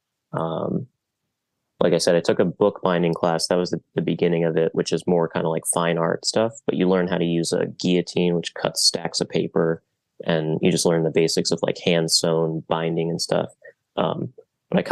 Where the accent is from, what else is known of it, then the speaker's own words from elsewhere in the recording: Silver Spring, Maryland, United States; moved away as an adult; now in Baltimore, United States; I'm from Silver Spring originally. I did community college there and then moved up here for